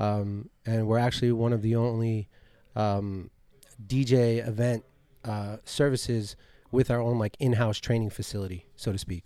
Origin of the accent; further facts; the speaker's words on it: Coral Springs, Florida, United States; also born or lived in Miami; I only really came to Miami 'cause I grew up in Coral Springs.